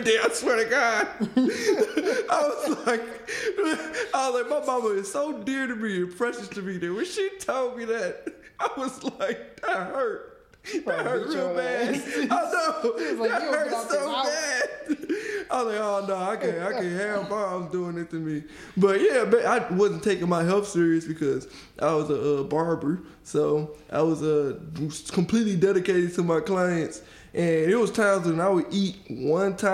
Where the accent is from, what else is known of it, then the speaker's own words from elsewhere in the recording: Detroit, Michigan, United States; I'm from Detroit. Born and raised.